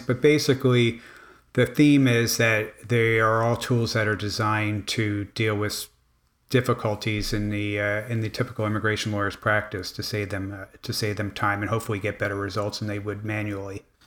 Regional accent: Miami, Florida, United States; I grew up in Miami

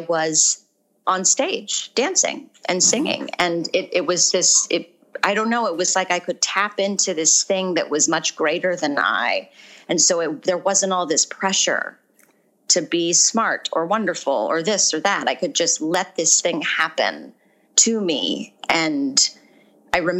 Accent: Orange County, California, United States; moved away as an adult; also born or lived in Arizona; I grew up in Orange County

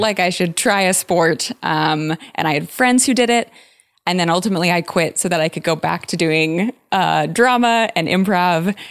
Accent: San Diego, California, United States; I'm from San Diego.

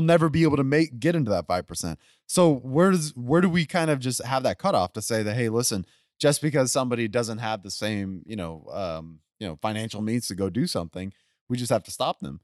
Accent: Spring, Texas, United States; also born or lived in West University Place, Texas; I grew up in Spring, Texas

